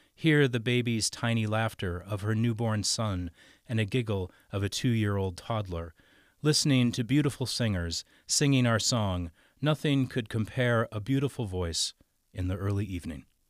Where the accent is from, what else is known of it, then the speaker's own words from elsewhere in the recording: Stillwater, Minnesota, United States; moved away; my hometown of Stillwater, Minnesota